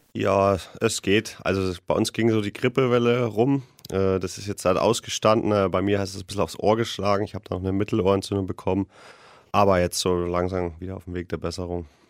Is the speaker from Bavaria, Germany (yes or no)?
yes; Nuremberg, Bavaria, Germany; als Nürnberger